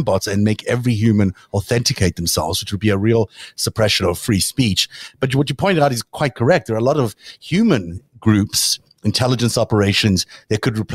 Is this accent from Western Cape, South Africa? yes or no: no; Johannesburg, Gauteng, South Africa; moved away; I came from Johannesburg, and it was more metropolitan and certainly much more mixed